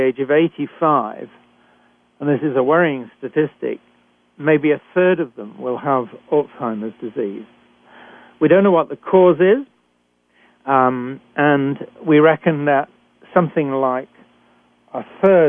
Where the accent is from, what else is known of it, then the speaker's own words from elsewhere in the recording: United Kingdom; accent: British; moved away as an adult; also born or lived in Canada; I'm a physician trained in Britain, and as you can tell from my accent